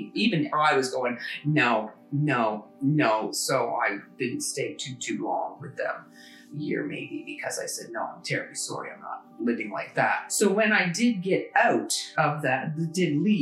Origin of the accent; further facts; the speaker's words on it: Canada; I'm a Canadian. My family came here, you know, a long time ago.